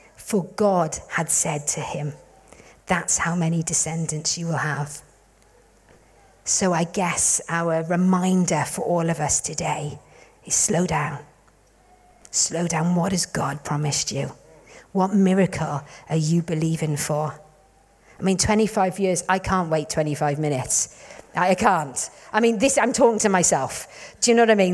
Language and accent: English; Wales, United Kingdom; we're from Wales